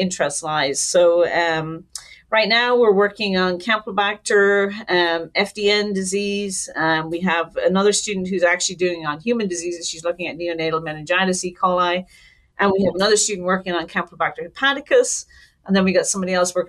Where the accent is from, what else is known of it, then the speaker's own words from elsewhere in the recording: Ireland; moved away as an adult; now in United States; I'm Irish, born and raised